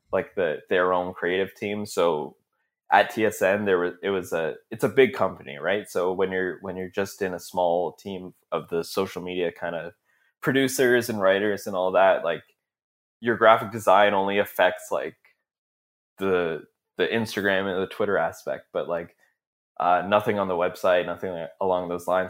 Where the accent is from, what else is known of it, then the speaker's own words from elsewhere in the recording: Brampton, Ontario, Canada; I grew up in Brampton, right? And, uh, so it's just outside of Toronto